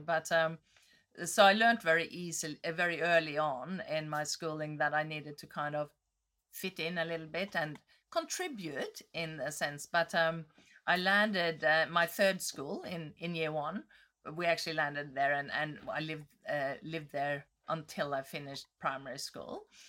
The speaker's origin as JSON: {"language": "English", "region": "Northern Norway", "country": "Norway", "tie": "born or raised there", "moved": "yes", "said": "I grew up in Norway. I was born in the, v, near the Arctic Circle"}